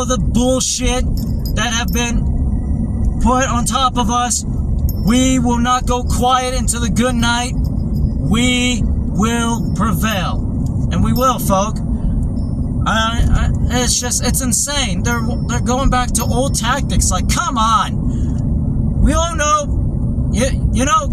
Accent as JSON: {"language": "English", "country": "United States", "tie": "born or raised there", "said": "I was born in America"}